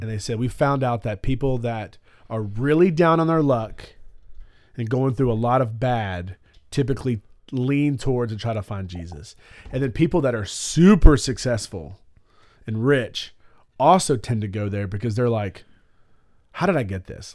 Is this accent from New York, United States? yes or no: no; Alabama, United States; I'm from Alabama